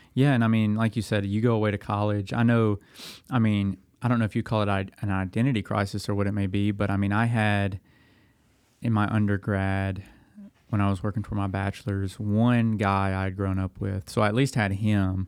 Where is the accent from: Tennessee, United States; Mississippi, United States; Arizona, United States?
Tennessee, United States; Dickson; now in Lexington, Tennessee, United States; I'm from Middle Tennessee. I grew up in Dixon